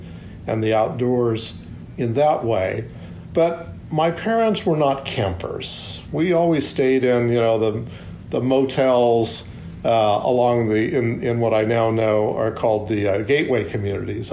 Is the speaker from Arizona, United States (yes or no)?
no; Long Beach, California, United States; I actually grew up in Southern California, at the beach in Long Beach